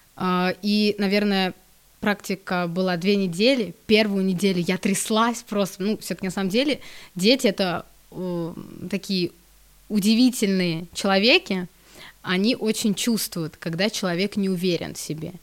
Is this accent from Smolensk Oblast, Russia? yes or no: yes; Smolensk Oblast, Russia; я сама из Смоленской области